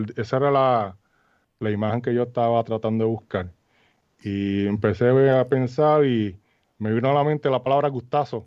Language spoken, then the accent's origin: Spanish; Arroyo, Puerto Rico; moved away as an adult; now in United States; yo soy natural de Arroyo